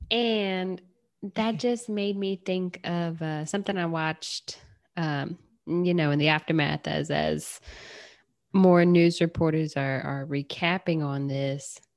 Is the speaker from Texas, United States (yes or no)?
no; Michigan, United States; I'm from Michigan